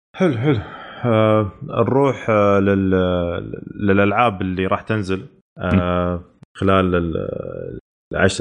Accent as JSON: {"language": "Arabic", "country": "Saudi Arabia", "said": "عندنا في السعوديه"}